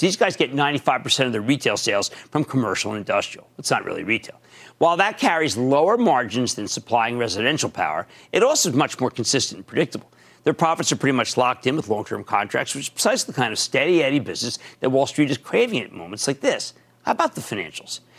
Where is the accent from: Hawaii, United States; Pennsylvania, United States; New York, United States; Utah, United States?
Pennsylvania, United States; my home state of Pennsylvania